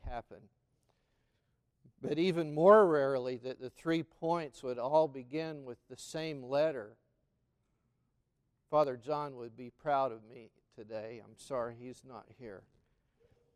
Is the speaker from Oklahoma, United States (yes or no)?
yes; McAlester, Oklahoma, United States; growing up in McAlester, Oklahoma